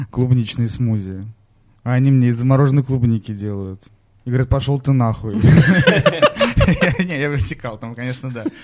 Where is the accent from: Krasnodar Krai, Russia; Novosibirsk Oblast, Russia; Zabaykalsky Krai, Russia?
Novosibirsk Oblast, Russia; Novosibirsk; А мы же из Новосибирска думали, что это просто колокола.